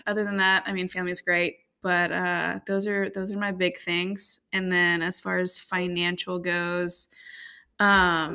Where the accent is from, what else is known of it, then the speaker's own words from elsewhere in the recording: Baton Rouge, Louisiana, United States; moved away as an adult; also born or lived in Monroe, Louisiana / Austin, Texas; now in Nashville, United States; I am from South Louisiana. I grew up in right outside of Baton Rouge